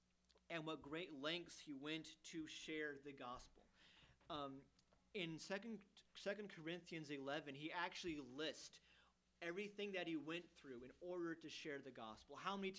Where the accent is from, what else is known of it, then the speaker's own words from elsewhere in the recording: Germany; Even growing up in Germany, which is farther east than here, but still in a Western culture, we never really faced persecution.